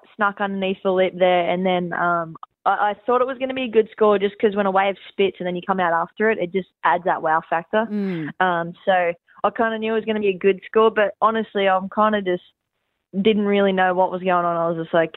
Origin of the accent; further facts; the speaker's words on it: Central Coast, New South Wales, Australia; Home on the Central Coast is definitely where my heart is